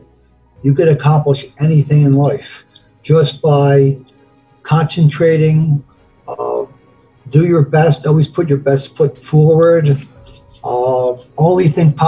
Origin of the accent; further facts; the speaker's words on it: Philadelphia, Pennsylvania, United States; when I was a kid from 14 years old, I used to sing in the street corners of South Philly